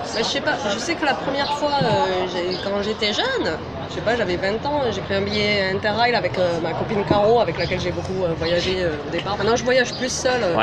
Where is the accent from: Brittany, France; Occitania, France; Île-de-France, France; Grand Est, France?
Occitania, France; Albi; moved away as an adult; also born or lived in Brussels, Belgium; now in Berlin, Germany; j'ai habité 18 ans à Albi parce que j'y suis née